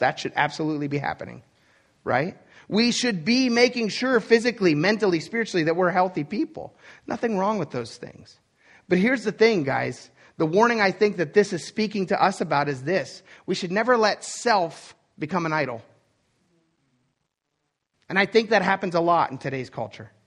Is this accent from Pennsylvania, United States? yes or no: yes; Pennsylvania, United States; I was born in Timbuktu, Pennsylvania, or the fact that I grew up in a poor family